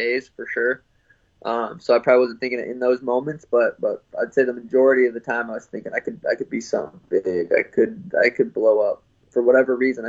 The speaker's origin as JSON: {"language": "English", "town": "Helena", "region": "Montana", "country": "United States", "tie": "born or raised there", "also_born_or_lived": "Phoenix", "moved": "yes", "said": "growing up in Helena, small town."}